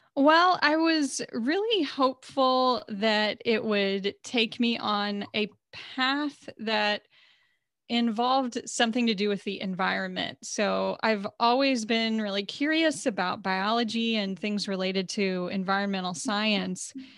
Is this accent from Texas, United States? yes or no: yes; Texas, United States; living and growing up in Texas as a woman